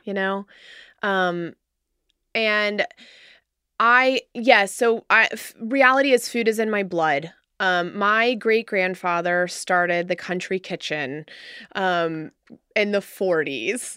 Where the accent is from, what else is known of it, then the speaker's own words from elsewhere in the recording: Cincinnati, Ohio, United States; born in raised here. Yeah, I'm a Cincinnati girl